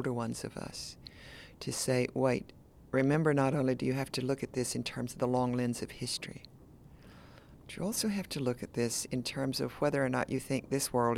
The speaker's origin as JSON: {"language": "English", "region": "Tennessee", "country": "United States", "said": "I'm from Tennessee, which is a border state"}